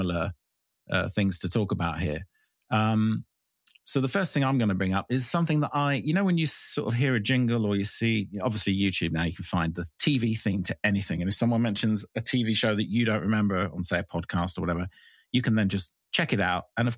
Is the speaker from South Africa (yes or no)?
no; England, United Kingdom; moved away; I was from England and I had a kind of English vibe